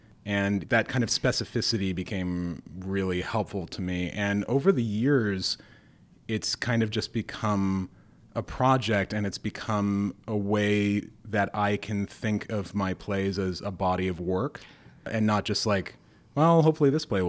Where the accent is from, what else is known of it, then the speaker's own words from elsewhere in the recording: Moscow, Idaho, United States; moved away; I grew up right on the border of Washington State in a town called Moscow, which is... it's a college town. And yeah, my family's still there. My family goes back pretty far in that town, back to just after the Civil War.